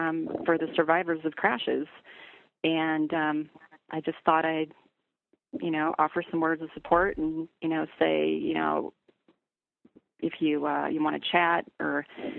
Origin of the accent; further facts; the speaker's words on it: Kalispell, Montana, United States; moved away; and I'm from Kalispell. You know, went to high school there. I've got a lot of family in Montana, and Montana is very near and dear to my heart.